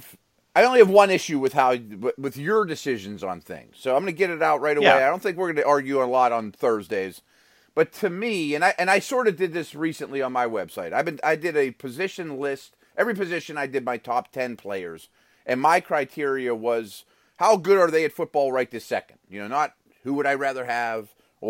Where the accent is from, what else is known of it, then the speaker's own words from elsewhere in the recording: Pittsburgh, Pennsylvania, United States; because I'm from Pittsburgh.